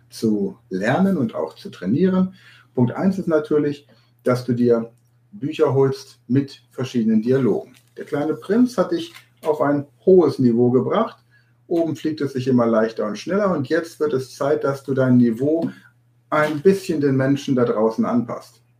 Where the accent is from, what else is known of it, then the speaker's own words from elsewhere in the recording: Hanover, Lower Saxony, Germany; born there; Ich bin in Hannover geboren, noch nicht mal in Hannover wird Hochdeutsch gesprochen.